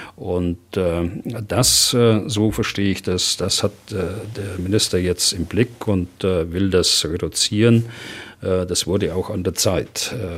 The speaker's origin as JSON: {"language": "German", "country": "Germany", "said": "bei uns in Deutschland"}